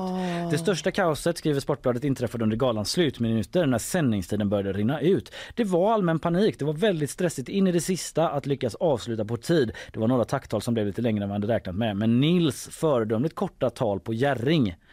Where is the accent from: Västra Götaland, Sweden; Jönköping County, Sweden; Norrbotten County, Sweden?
Västra Götaland, Sweden; Gothenburg; i Haga där jag växte upp